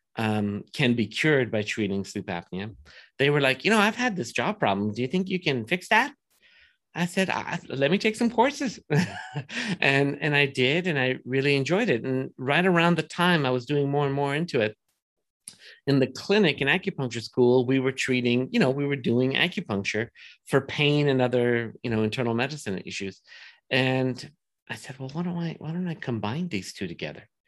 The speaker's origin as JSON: {"language": "English", "town": "Los Angeles", "region": "California", "country": "United States", "tie": "born or raised there", "said": "I grew up in Woodland Hills"}